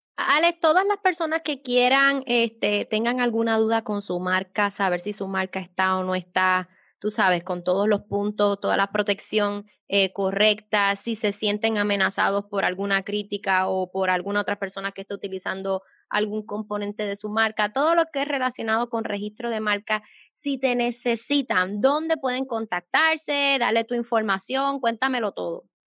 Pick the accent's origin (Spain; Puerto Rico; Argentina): Puerto Rico; soy de Puerto Rico